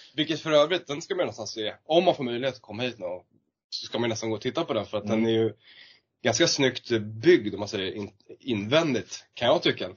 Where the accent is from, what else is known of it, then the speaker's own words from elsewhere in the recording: Lidingö, Stockholm County, Sweden; jag är uppvuxen på Lidingö